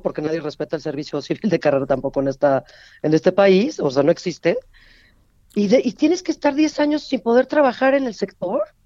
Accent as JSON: {"language": "Spanish", "country": "Mexico", "said": "como mexicanos"}